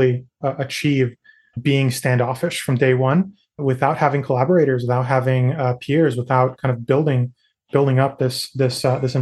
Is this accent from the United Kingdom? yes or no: no; Natal, Rio Grande do Norte, Brazil; also born or lived in New York City, United States; now in United States; Where I grew up in the Northeast, there's something called Carnatal because I grew up in Natal.